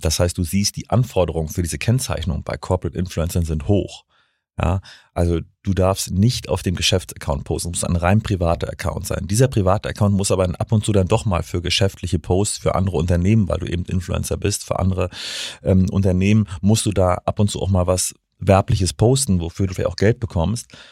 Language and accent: German; Stralsund, Mecklenburg-Vorpommern, Germany; also born or lived in Bremen / Kiel; now in Hamburg, Germany; Nee, ich bin in Stralsund geboren, habe in Bremen und Kiel studiert und jetzt seit zehn Jahren in Hamburg.